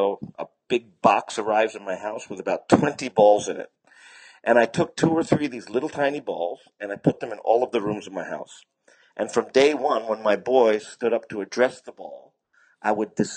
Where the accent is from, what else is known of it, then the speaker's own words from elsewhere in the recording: United States; moved away; also born or lived in Japan / China; America, because that's my home country